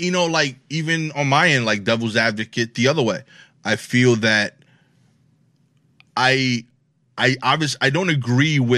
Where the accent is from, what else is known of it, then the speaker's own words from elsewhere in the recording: Brooklyn, New York, United States; I talk. I have an accent. Yeah, yeah, yeah. I'm from Brooklyn.